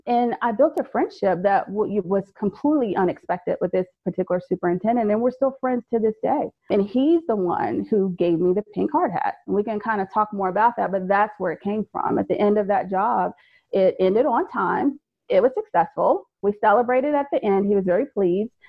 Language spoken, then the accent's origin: English; Fayetteville, North Carolina, United States; moved away as an adult; also born or lived in Maryland; I'm originally from Fayetteville, North Carolina.